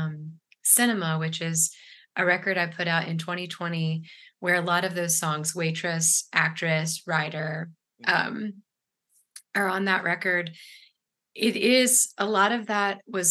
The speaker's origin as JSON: {"language": "English", "town": "Ashland", "region": "Virginia", "country": "United States", "tie": "born or raised there", "moved": "yes", "lives_now": "Durham, United States", "said": "I grew up in Ashland, Virginia"}